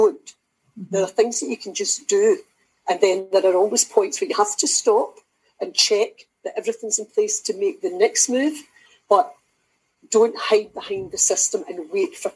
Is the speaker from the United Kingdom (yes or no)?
yes; Kilwinning, Scotland, United Kingdom; also born or lived in Kilmarnock; I'm from Kilwinning, but I've lived in Kilmarnock for most of my life, so Ayrshire through and through